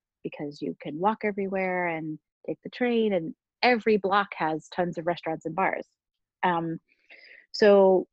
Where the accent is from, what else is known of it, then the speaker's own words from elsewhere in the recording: Pittsburgh, Pennsylvania, United States; moved away as an adult; also born or lived in Indiana / Baltimore; now in New York, United States; I grew up in Pittsburgh